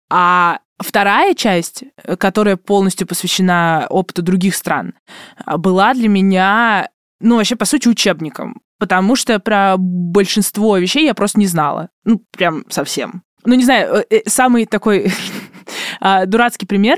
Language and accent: Russian; Obninsk, Kaluga Oblast, Russia; я из Обнинска